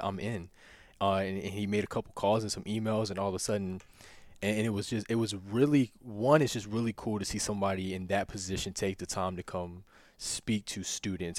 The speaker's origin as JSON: {"language": "English", "area": "near Lynchburg", "region": "Virginia", "country": "United States", "tie": "born or raised there", "lives_now": "Winchester, United States", "said": "I'm from the country. Like, I grew up in Evanston. I just tell people I'm from Lib, I'm from Lynchburg"}